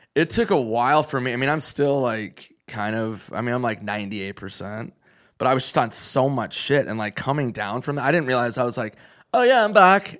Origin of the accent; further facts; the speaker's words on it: Minnesota, United States; moved away; I'm from Minnesota where it's fucking insane how much they drink.